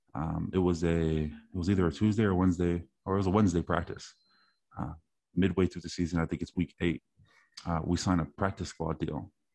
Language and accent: English; East Palo Alto, California, United States; one of my neighbors growing up in East Palto